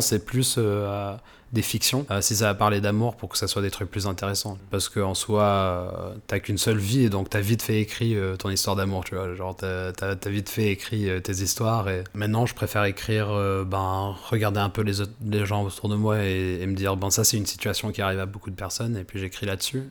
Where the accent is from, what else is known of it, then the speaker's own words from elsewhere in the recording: France; je suis né en France, quoi et que j'ai passé toute mon éducation ici